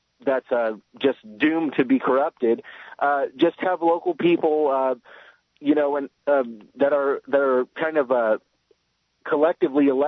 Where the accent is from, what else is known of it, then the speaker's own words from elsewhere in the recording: United States; I'm an American myself, and I could tell you, I live here, I work here, I was raised here